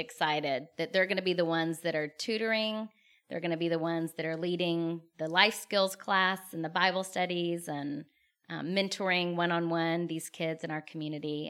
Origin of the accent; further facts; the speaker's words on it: Lake Jackson, Texas, United States; also born or lived in Katy, Texas / Austin, Texas / Dominican Republic; I grew up in Lake Jackson, Texas